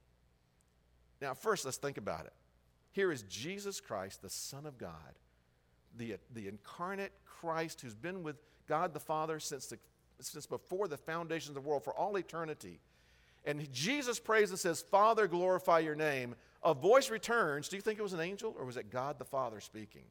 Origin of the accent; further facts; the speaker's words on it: the South, United States; I grew up in the South, in Baptist churches in the South